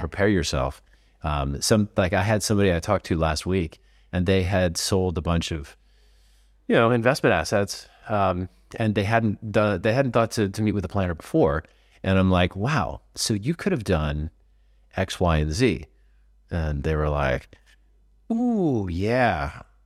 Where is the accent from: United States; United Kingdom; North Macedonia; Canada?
United States; California; moved away as an adult; now in Portugal; I'm Californian